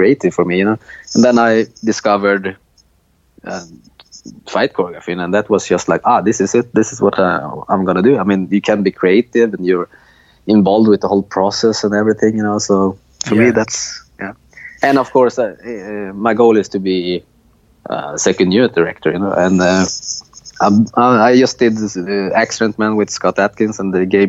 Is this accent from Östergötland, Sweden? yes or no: yes; Linköping, Östergötland, Sweden; moved away; also born or lived in Malmö, Sweden; I moved to a smaller town called Linköping